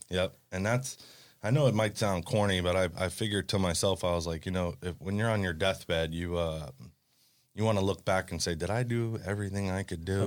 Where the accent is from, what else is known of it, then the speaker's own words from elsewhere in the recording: Hollywood, Florida, United States; growing up in Hollywood, every single house is right on top of each other